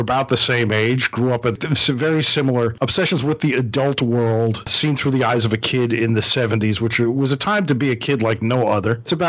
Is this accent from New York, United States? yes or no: yes; Brooklyn, New York, United States; And he and I grew up in Brooklyn, New York in the 70s, right around the corner from each other, didn't know each other until we went to college.